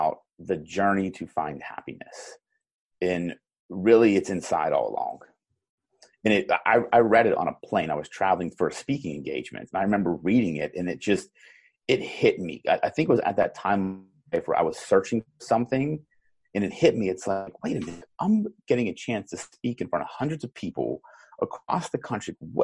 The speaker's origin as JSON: {"language": "English", "town": "Pittsburgh", "region": "Pennsylvania", "country": "United States", "said": "I'm from Pittsburgh"}